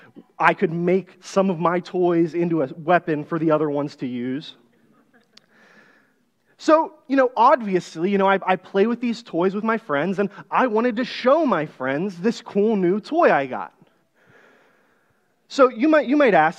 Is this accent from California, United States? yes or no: no; just south of Pittsburgh, Pennsylvania, United States; I grew up here in Pennsylvania, but on the west side of the state, just south of Pittsburgh in a little farming town